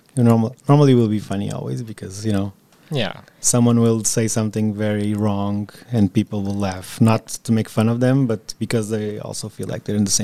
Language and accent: English; Portugal; English is a second language; moved away; growing up in Portugal